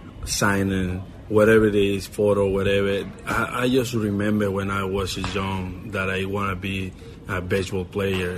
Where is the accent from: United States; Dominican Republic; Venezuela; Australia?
Venezuela; Puerto Ordaz, Bolívar; English is a second language; moved away as an adult; I was born in Puerto Ordaz in Venezuela.